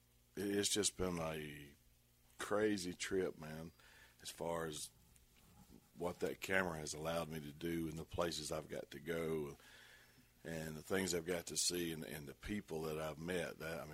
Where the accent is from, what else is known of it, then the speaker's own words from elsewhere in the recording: South Arkansas, United States; I grew up in South Arkansas